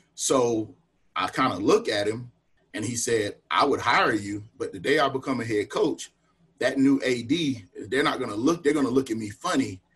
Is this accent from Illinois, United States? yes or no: no; Wingate, North Carolina, United States; also born or lived in Charlotte, North Carolina; I grew up right out right outside of Charlotte. Actually, born in Charlotte and moved to um, you know moved to Union County uh, early early elementary school